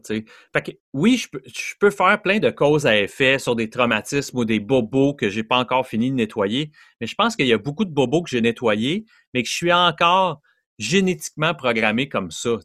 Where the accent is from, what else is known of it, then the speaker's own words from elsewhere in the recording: Montreal, Quebec, Canada; je viens de Montréal, un petit gars de l'Est de Montréal